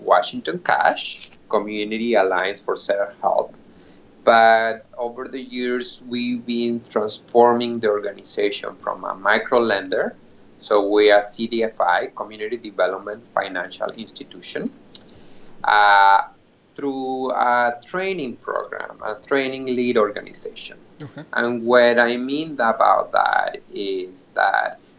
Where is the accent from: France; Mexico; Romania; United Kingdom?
Mexico; English is a second language; moved away as an adult; now in Seattle, United States; I'm an immigrant from Mexico, mm-hmm, and I moved to United States 13 years ago